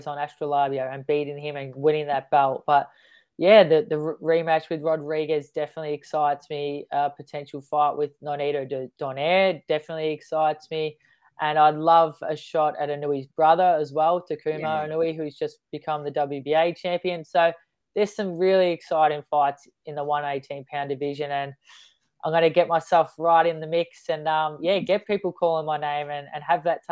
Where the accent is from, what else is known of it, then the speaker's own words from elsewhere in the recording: Melbourne, Victoria, Australia; now in northern New South Wales, Australia; I'm born and bred in Melbourne